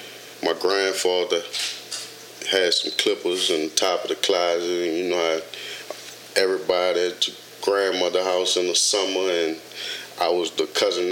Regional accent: New Orleans, Louisiana, United States; moved away as an adult; now in Dallas, United States; I'm born and raised in New Orleans. Katrina hit in 05, and that's what brought me to Dallas.

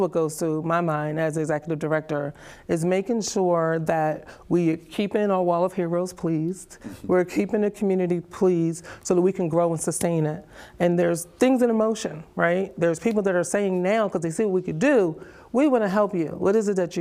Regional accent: New Jersey, United States; moved away as an adult; also born or lived in Charlotte, North Carolina; now in Mullins, United States; Jersey girl, born and raised.

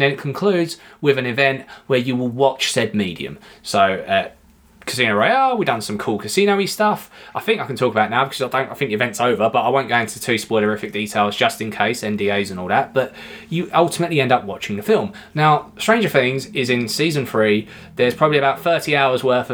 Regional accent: United Kingdom; we're British

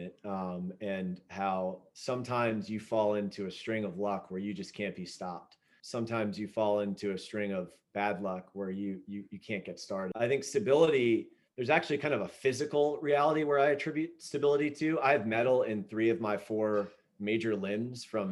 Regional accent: Southern Virginia, United States; I grew up in Southern Virginia

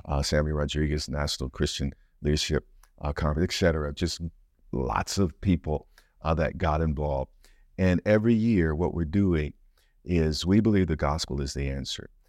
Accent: United States; as an American

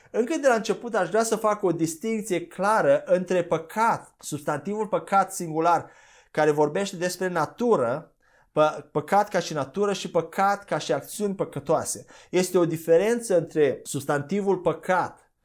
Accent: Romania; noi ca și români

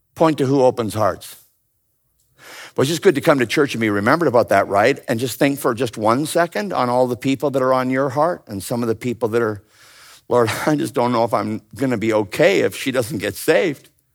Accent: Ontario, Canada; I grew up in Ontario, Canada

